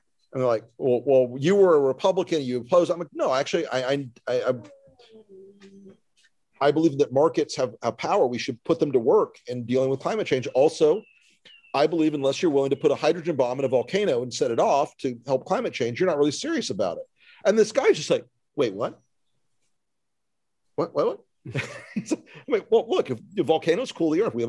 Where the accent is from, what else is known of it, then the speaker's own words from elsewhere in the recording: the South, United States; I was raised in the South